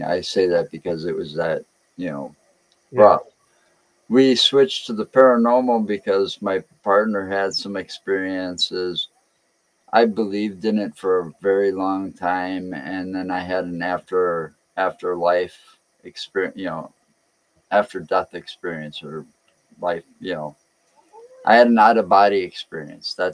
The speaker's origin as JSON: {"language": "English", "region": "Wisconsin", "country": "United States", "tie": "born or raised there", "said": "That's where I was born and raised around Wisconsin."}